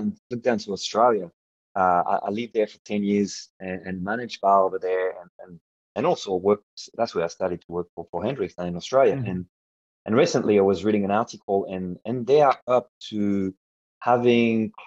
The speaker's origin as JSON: {"language": "English", "country": "France", "tie": "born or raised there", "moved": "yes", "said": "I grew up in France"}